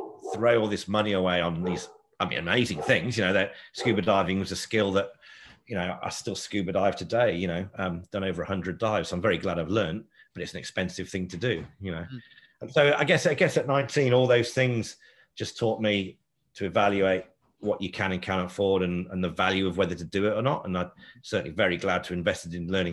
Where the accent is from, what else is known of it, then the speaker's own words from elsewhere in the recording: Sheffield, Yorkshire and the Humber, United Kingdom; moved away as an adult; now in Sydney, Australia; I'd never tasted Asian food growing up in Sheffield